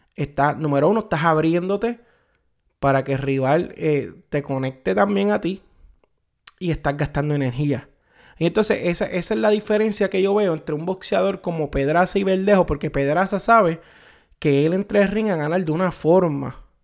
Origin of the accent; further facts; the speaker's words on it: Puerto Rico; como puertorriqueño, como boricua